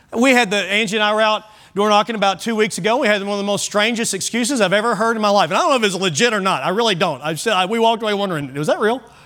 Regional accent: Kentucky, United States; I grew up in Kentucky, and so it was core curriculum to take ag

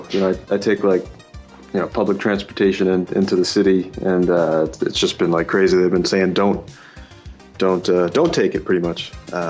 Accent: Boston, Massachusetts, United States; I am from Boston. I'm home today on a snow day.

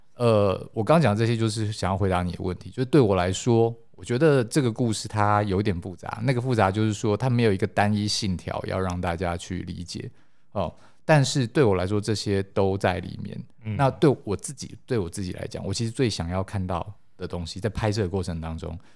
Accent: Taiwan; 因为我们都是台湾人

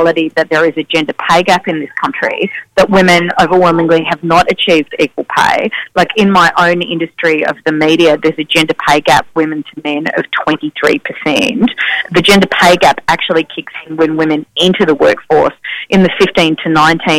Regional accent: Victoria, Australia; my home state of Victoria

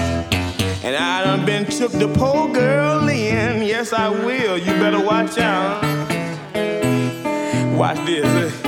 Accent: Greenville, Georgia, United States; I am 22 years of age. I am from Greenville, Georgia. Yeah, it's a little town. Right here in the Peach State.

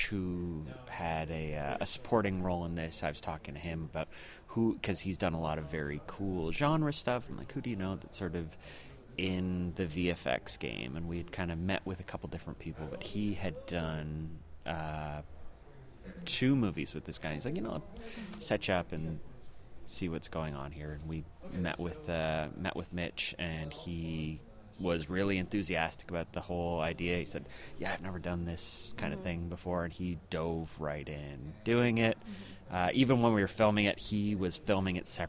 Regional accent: Toronto, Ontario, Canada; we're from Toronto

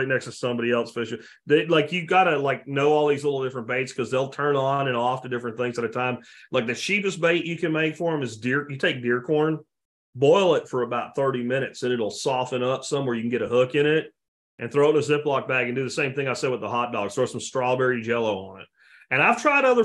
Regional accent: Jacksonville, Florida, United States; moved away; from Jacksonville, Florida, way back. I mean, I grew up on eating catfish

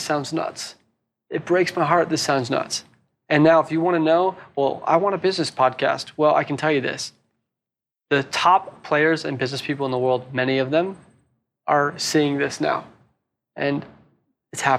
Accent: Hawaii, United States; also born or lived in San Francisco, United States / Sydney, Australia; now in Byron Bay, Australia; I'm originally from Hawaii. It reminds me of my home, Hawaii.

